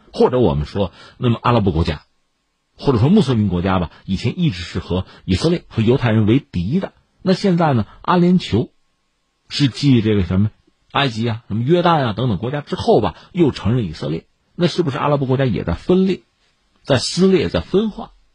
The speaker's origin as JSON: {"language": "Chinese", "country": "China", "said": "我们中国人"}